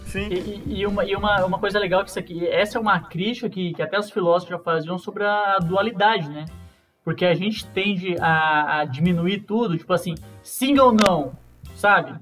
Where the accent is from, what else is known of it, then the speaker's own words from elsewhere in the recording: Santa Catarina, Brazil; now in Minas Gerais, Brazil; então eu tô aqui em Minas, né? Sou de Santa Catarina